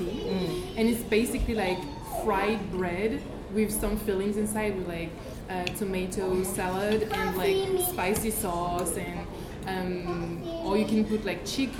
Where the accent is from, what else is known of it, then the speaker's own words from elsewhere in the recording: Guadeloupe; I'm from Guadeloupe.